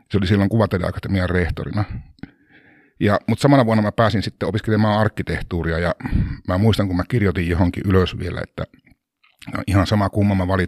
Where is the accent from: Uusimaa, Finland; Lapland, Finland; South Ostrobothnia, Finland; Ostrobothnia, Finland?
Lapland, Finland; Lappea; Mä oon kotoisin ihan Pohjois-Suomesta tuolta Tuurneodaalin Torniokilaaksosta. Lappean kylä, se on noin 25-30 kilsaa kolarista alaspäin tai siis eteläänpäin.